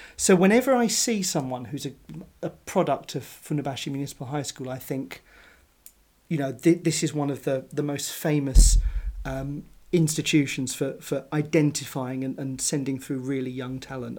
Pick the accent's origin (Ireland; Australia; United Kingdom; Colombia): United Kingdom; I'm a British sports fan